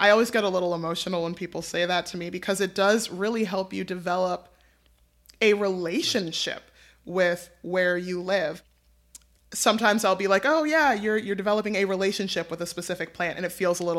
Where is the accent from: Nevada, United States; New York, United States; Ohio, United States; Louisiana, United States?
New York, United States; New York City; I'm a New Yorker.